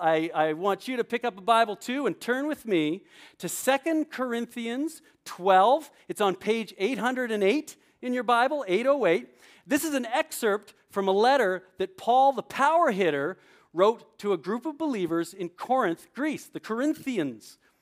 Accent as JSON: {"language": "English", "country": "Canada", "tie": "born or raised there", "also_born_or_lived": "New Brunswick, New Jersey", "moved": "yes", "lives_now": "New Jersey, United States", "said": "growing up in Canada, I played hockey."}